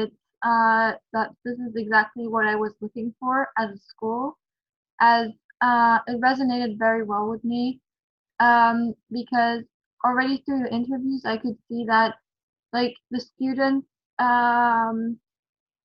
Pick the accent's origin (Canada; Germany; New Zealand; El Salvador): Germany; English is a second language; I'm 15 years old and I come from Germany.